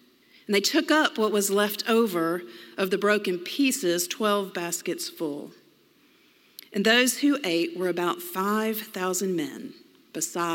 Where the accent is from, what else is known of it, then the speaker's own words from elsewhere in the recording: Memphis, Tennessee, United States; moved away; also born or lived in Georgia; I was originally from Memphis